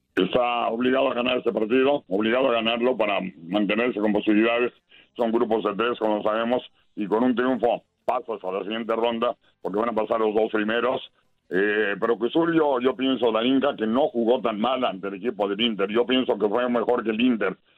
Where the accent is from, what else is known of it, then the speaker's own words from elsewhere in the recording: Mexico; nosotros como mexicanos